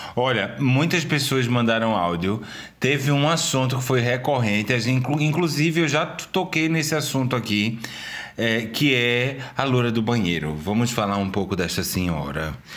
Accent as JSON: {"language": "Portuguese", "town": "Recife", "region": "Pernambuco", "country": "Brazil", "tie": "born or raised there", "also_born_or_lived": "Cabo de Santo Agostinho", "said": "sou de Recife, eu nasci em Recife. Eu estudei minha vida inteira em Recife"}